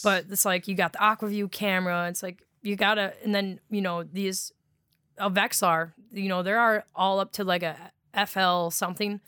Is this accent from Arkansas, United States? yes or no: no; Wisconsin, United States; accent: Wisconsin dialect; being from Wisconsin